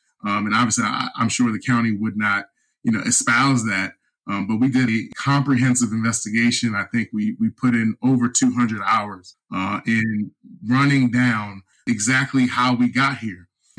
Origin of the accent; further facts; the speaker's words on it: Baltimore, Maryland, United States; growing up in Baltimore.